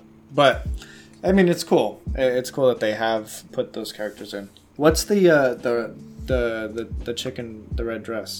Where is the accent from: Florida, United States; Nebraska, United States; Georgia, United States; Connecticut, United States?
Florida, United States; Miami; I was born in Miami.